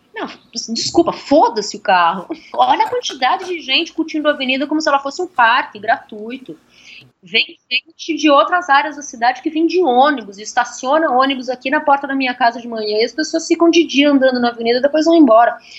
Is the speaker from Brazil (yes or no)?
yes; São Paulo, Brazil; also born or lived in Ribeirão Pires; eu sou cria da Vila Madalena, né? Eu cresci na Vila Madalena